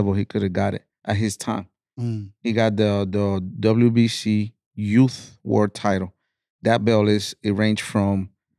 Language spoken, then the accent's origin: English; Florida, United States; My style is, we're from Florida. Man, we got that rowdy, you know, that style